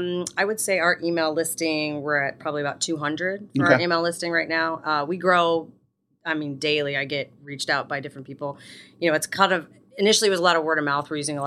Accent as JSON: {"language": "English", "town": "Minooka", "region": "Illinois", "country": "United States", "tie": "born or raised there", "said": "I worked down in Minooka. That's my hometown."}